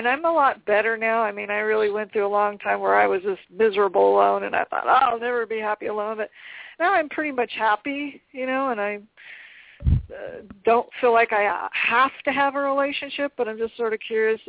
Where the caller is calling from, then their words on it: Albuquerque, New Mexico, United States; I'm calling from Albuquerque, New Mexico.